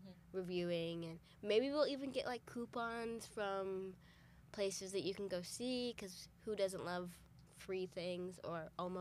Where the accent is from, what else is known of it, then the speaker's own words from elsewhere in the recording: Muldrow, Oklahoma, United States; moved away as an adult; now in Tulsa, United States; And I am about an hour 45 minutes south from Tulsa. I live right on the Oklahoma-Arkansas border in a small town called Muldrow.